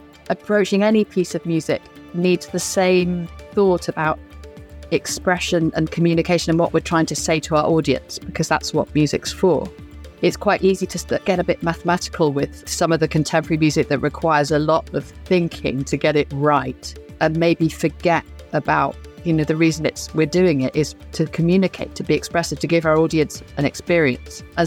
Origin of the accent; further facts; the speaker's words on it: United Kingdom; being a British cellist